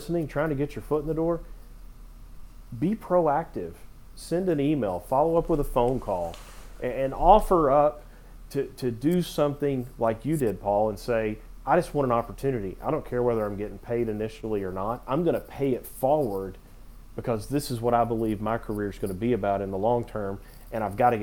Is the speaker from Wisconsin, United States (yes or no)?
no; Knoxville, Tennessee, United States; I'm from Knoxville